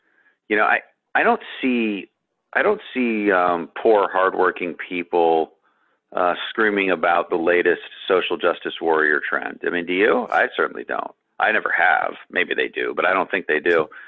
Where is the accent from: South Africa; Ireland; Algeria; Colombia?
Colombia; Growing up in Colombia, there was worry of being kidnapped and shot and, real worries, not microaggression worries.